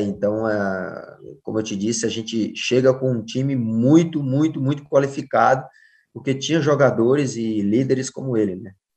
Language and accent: Portuguese; Ceará, Brazil; moved away; also born or lived in Spain / Argentina; eu sou cearense e sou cearense lá de Xirambim, ainda mais, 200 quilômetros da capital